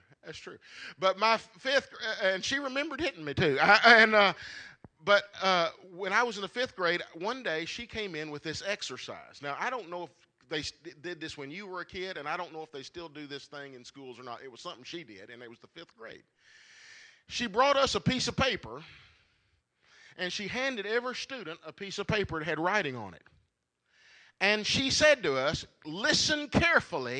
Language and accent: English; Marshall County, Kentucky, United States; I grew up here in Marshall County from the time I was in the third grade. We moved here when I was in the third grade.